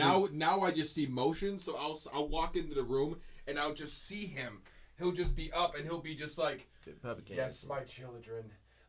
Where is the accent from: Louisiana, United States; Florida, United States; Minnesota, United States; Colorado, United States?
Minnesota, United States; I was the military, so I'm from Minnesota.